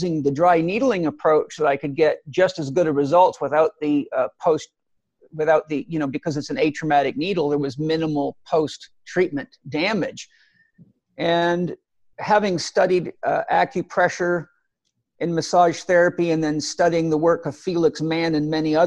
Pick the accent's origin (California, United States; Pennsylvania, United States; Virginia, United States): California, United States; Los Angeles; also born or lived in Vancouver Island; now in San Diego, United States; I'm initially from Los Angeles, so I'm really a California boy